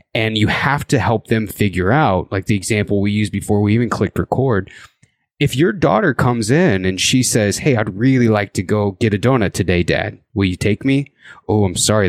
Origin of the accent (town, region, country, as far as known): Indiana, United States; born or raised there; now in Idaho, United States